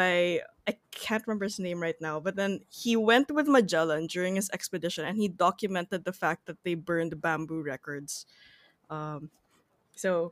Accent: Philippines; as a Filipino

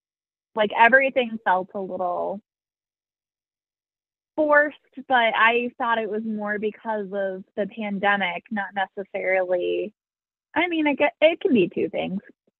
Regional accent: West Coast, United States; now in Midwest, United States; I'm from the West Coast

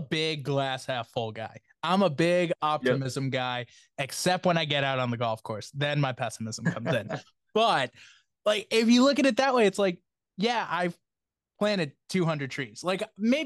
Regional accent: Massachusetts, United States; growing up in Massachusetts

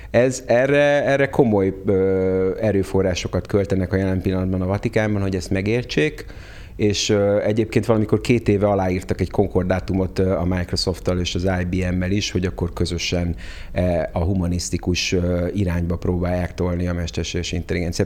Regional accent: Hungary; first language Hungarian; moved away as an adult; also born or lived in United States

